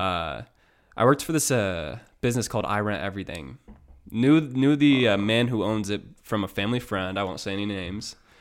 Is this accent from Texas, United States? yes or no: no; Iowa, United States; Iowa, my hometown, my, my home state